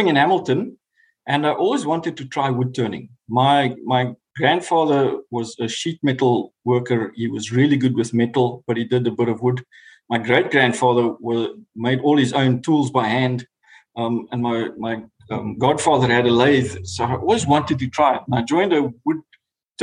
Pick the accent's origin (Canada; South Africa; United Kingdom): South Africa; moved away as an adult; now in New Zealand; As a South African